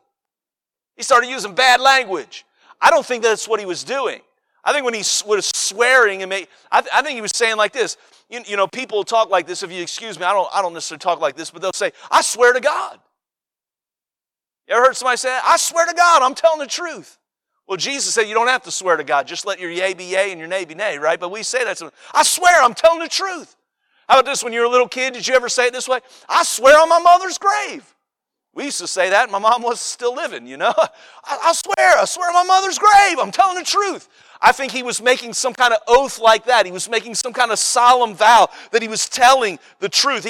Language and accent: English; Cincinnati, Ohio, United States; I'm from Cincinnati